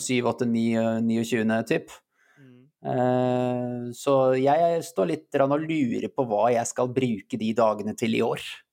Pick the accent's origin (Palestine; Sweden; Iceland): Iceland; Jeg er islandsk